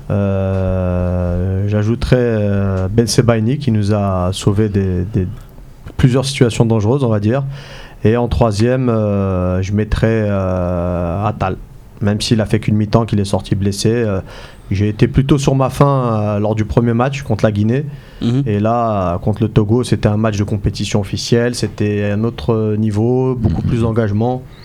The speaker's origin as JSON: {"language": "French", "country": "Algeria", "said": "On est des Algériens, on est fiers"}